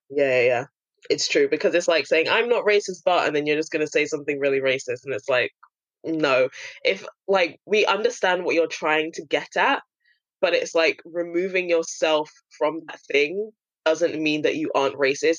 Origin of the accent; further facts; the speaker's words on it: London, United Kingdom; me being born and raised in London